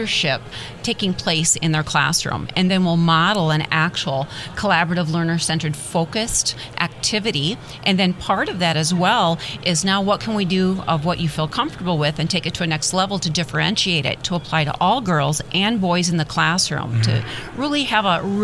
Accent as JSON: {"language": "English", "region": "Midwest", "country": "United States", "said": "I'm originally from the Midwest, mm-hmm. I'm a very proud Midwest girl here"}